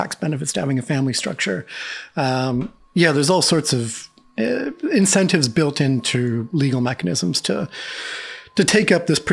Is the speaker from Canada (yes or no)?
yes; Canada; moved away as an adult; I'm a Canadian in a foreign country